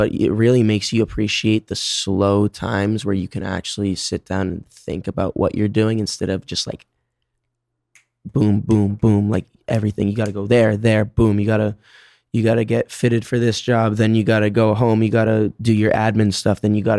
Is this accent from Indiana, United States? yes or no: no; Boston, Massachusetts, United States; also born or lived in Phoenix, Arizona / California; now in New York, United States; growing up in Boston